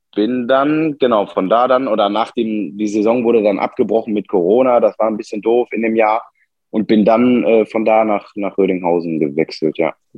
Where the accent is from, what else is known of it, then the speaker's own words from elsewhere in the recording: Bottrop, North Rhine-Westphalia, Germany; geboren in Bottrop am äh, 2.10.2000